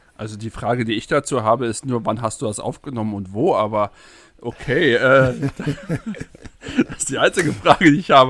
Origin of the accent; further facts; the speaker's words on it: Berlin, Germany; Ich komme aus Berlin. Das hört man wahrscheinlich.